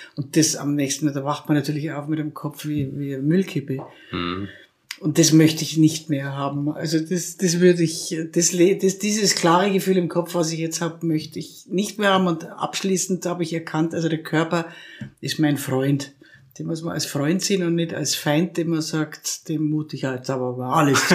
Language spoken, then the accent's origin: German; Krailling, Bavaria, Germany; ich bin in Kreiling im Würmtal aufgewachsen.